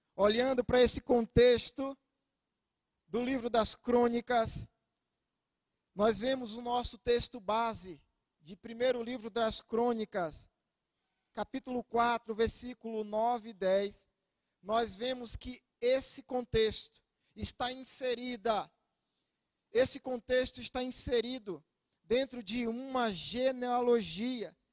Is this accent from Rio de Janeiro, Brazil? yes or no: no; Itabuna, Bahia, Brazil; now in Ilhéus, Brazil; sou natural de Itabuna, lá na Bahia.